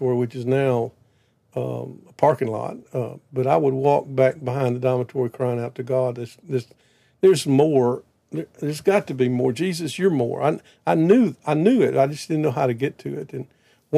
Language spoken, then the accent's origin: English; Prentiss, Mississippi, United States; I grew up in South Mississippi in a little town called Prentice, 1,000 people